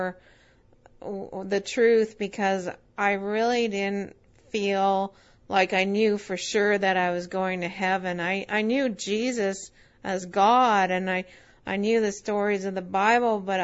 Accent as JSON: {"language": "English", "town": "Winnipeg", "region": "Manitoba", "country": "Canada", "tie": "born or raised there", "also_born_or_lived": "Nova Scotia", "said": "I was born in Nova Scotia. And I was raised in Winnipeg for most of my life"}